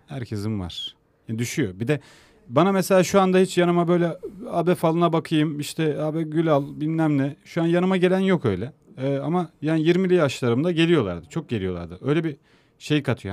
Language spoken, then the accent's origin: Turkish; İzmir, Turkey; also born or lived in Ankara / Istanbul; bu üçgende büyüdüm. E, esası İzmir. İzmir'de çok büyüdüm.